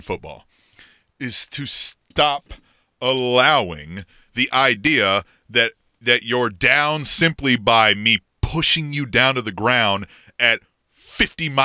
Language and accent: English; Manhattan, Kansas, United States; I grew up in Manhattan, Kansas, and went to school there for a little bit